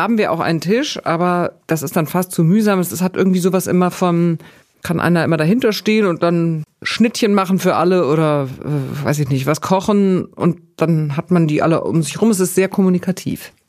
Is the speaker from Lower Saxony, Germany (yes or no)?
no; Bavaria, Germany; Ich komme aus Bayern mit sehr viel Wurst und Brot und Käse und so.